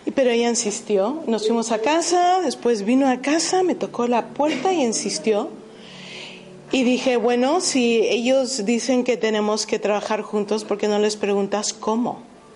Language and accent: Spanish; United States; moved away; Yo jamás hubiera pensado que iba a dejar los Estados Unidos, porque yo soy estadounidense